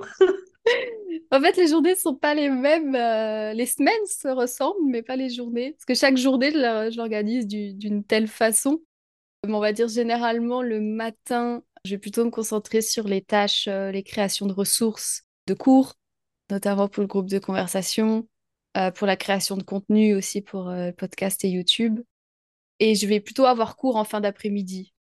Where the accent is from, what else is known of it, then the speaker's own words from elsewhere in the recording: France; also born or lived in near Troyes, France; je suis française, je vis euh, en France, près de Troyes